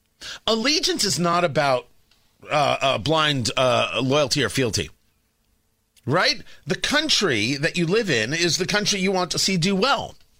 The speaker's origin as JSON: {"language": "English", "country": "United States", "said": "I'm supportive of the state of Israel, but I know I'm an American first, and American interests come first."}